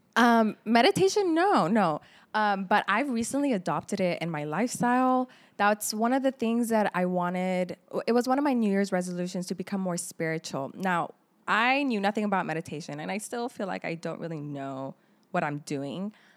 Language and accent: English; Laredo, Texas, United States; English is a second language; also born or lived in Lebanon; I am a Palestinian Lebanese woman, partly raised in Laredo, and, um, the other part was in Lebanon